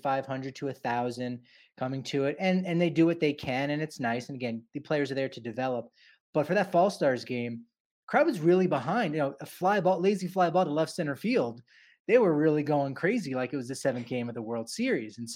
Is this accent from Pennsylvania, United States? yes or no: no; New Jersey, United States; moved away; I'm from New Jersey originally